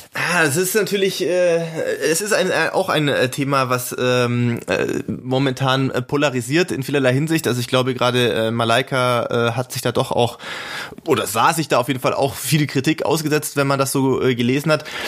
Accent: Germany; ich als Deutscher bin

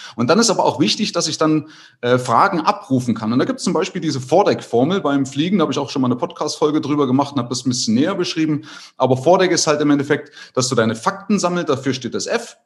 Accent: East Germany, Germany; ich hatte das Glück, in der DDR obdachlos zu sein

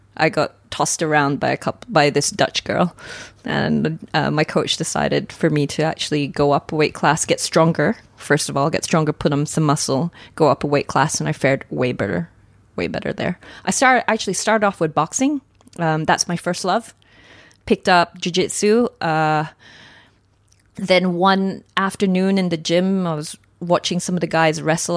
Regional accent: Australia; moved away as an adult; I come from Australia originally

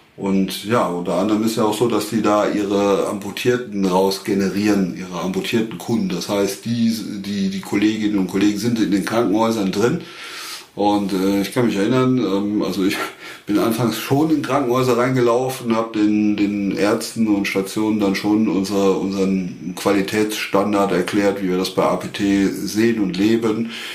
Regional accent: Westerwald, Germany; Ich bin aus dem Westerwald

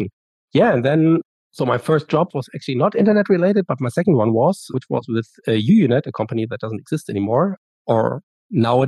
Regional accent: Germany; I'm from Germany, and I decided to go to the US to study abroad for a year

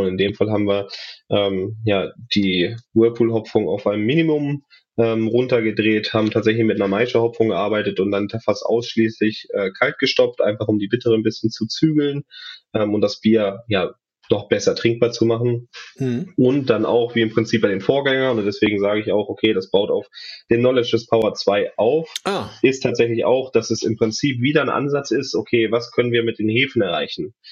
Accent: Braunschweig, Lower Saxony, Germany; dass ich gebürtiger Braunschweiger bin

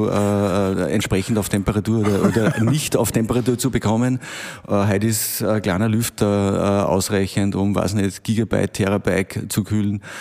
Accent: Bavaria, Germany; Ich komme ja aus dem Bermuda-Dreieck dort, was äh, Technologie betrifft, also Amag, äh, dann die Wackerchemie, Gendorf.

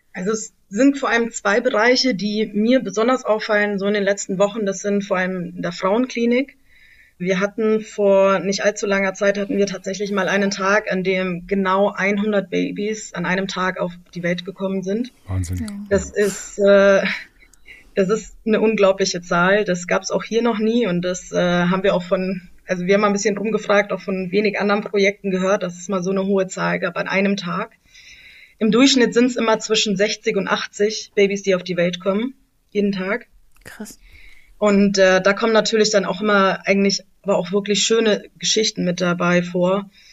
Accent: Germany; moved away as an adult; now in Lashkar Gah, Afghanistan; bei uns in Deutschland

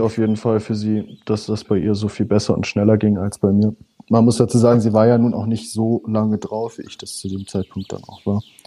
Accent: north of Hamburg, Schleswig-Holstein, Germany; also born or lived in Husum; Ich komme aus dem Speckgürtel Hamburg, ähm, nördlich von Hamburg. Ich bin noch weiter oben geboren. Ich bin äh, an der Nordseeküste in Husum geboren und mhm. dann mit, was waren das, drei Jahre, vier Jahre, äh, in die Nähe von Hamburg gezogen

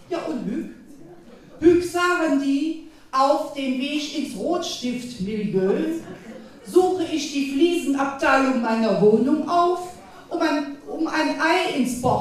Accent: North Rhine-Westphalia, Germany; Eine Westfälin ist zum ersten Mal da. Ja, ich hoffe, es wird schwer lustig. Ich komme aus dem Westfalenland, da ist Lachen und Karneval ja nicht unbedingt so angesagt.

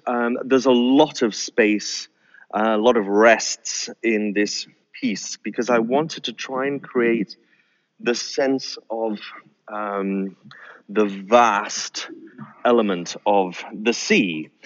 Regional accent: North Sea coast, northeast of the UK, North East England, United Kingdom; I was brought up uh, by the sea. I grew up by the sea, uh, and particularly the North Sea

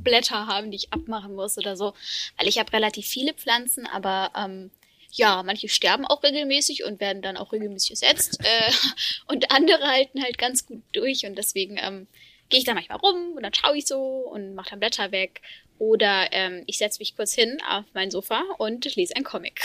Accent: Freiburg im Breisgau, Baden-Württemberg, Germany; moved away as an adult; now in Berlin, Germany; ich komme ähm, aus Freiburg im Breisgau

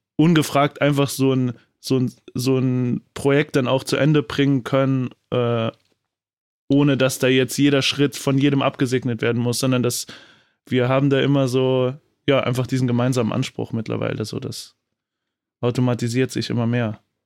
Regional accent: Saarland, Germany; ich bin gebürtig auch aus dem Saarland

